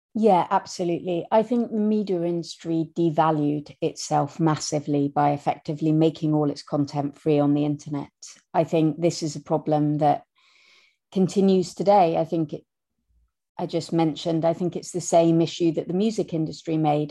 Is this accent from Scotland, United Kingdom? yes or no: yes; Scotland, United Kingdom; accent: Scottish; moved away as an adult; we grew up in Scotland. I know I have a terrible Scottish accent